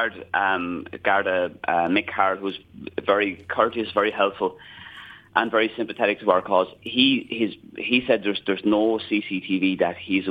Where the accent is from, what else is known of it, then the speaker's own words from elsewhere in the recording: Enniscorthy, Leinster, Ireland; I'm a very proud Wexford man. I'm originally from Enniscorthy.